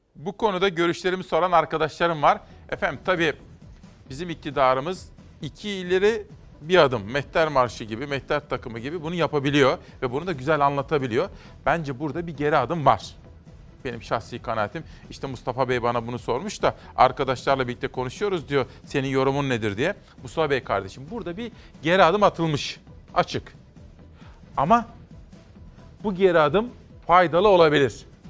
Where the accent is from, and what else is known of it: Adana, Turkey